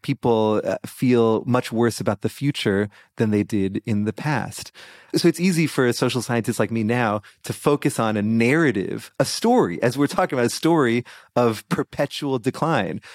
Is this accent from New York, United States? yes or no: no; Boston, Massachusetts, United States; my Boston Celtics from my hometown